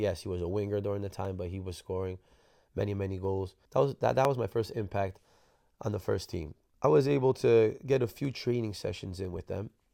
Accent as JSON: {"language": "English", "region": "New Jersey", "country": "United States", "moved": "yes", "said": "I was from New Jersey"}